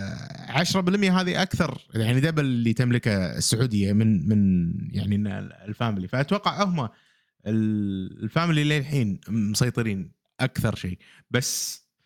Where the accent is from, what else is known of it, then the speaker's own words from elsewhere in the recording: Kuwait; عندنا بالكويت